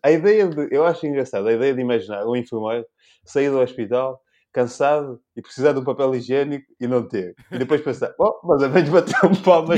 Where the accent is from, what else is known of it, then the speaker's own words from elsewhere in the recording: São Tomé, São Tomé & Príncipe; now in Portugal; eu não nasci cá, eu nasci em São Tomé